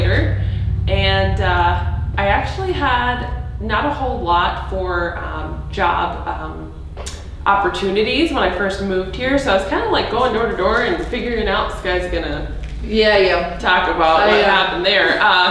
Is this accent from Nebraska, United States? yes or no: no; Charleston, South Carolina, United States; moved away as an adult; now in Detroit Lakes, United States; I'm originally from Charleston, South Carolina